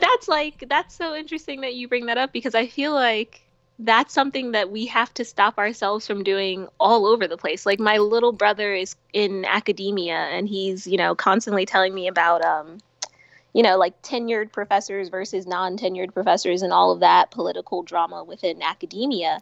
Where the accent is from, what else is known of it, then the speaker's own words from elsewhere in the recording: Philadelphia, Pennsylvania, United States; when I was a kid and I lived in Philly, I lived in I grew up in West Philly